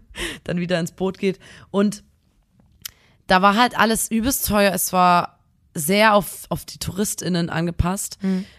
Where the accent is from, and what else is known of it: Chemnitz, Saxony, Germany